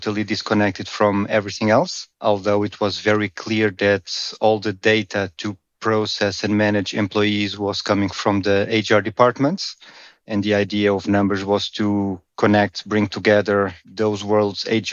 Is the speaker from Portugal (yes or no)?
yes; Portugal; moved away as an adult; now in Amsterdam, Netherlands; I'm originally from Portugal, but I've been living in the Netherlands, in Amsterdam, for many years now, around 15